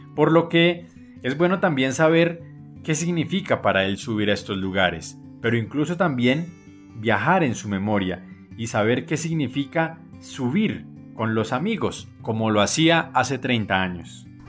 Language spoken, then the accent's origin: Spanish; Colombia; como colombianos